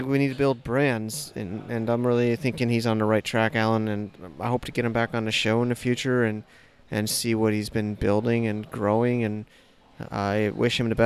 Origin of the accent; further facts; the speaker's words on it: United States; moved away; I'm saying that as an American.